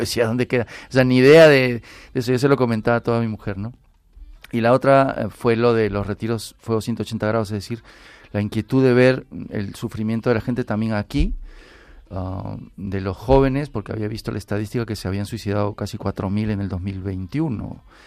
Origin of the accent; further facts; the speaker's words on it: Peru; now in Spain; yo soy peruano. Yo cuando vine aquí a España estoy de misión.